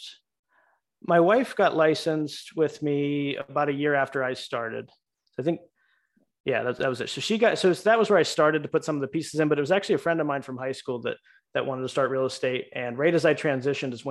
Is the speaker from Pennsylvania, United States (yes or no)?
yes; Pittsburgh, Pennsylvania, United States; moved away as an adult; now in Florida, United States; We're from Pittsburgh